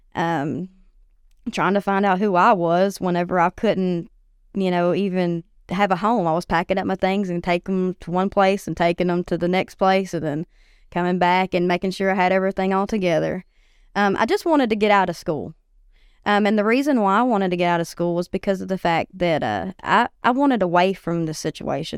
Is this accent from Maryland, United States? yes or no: no; White Bluff, Tennessee, United States; I grew up in White Bluff. Um, went to school there